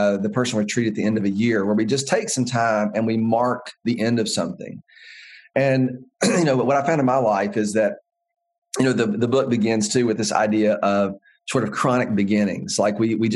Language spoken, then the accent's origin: English; the American West, United States; growing up in the American West